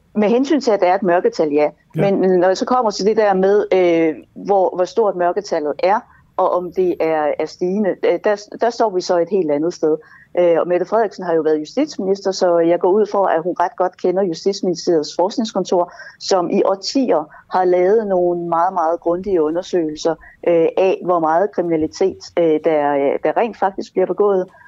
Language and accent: Danish; Jutland, Denmark; now in Copenhagen, Denmark; der i Jylland, hvor jeg kommer fra